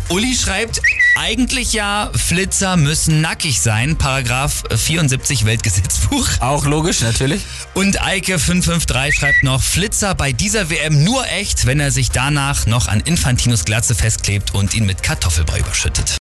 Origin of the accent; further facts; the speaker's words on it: Germany; bei uns in Deutschland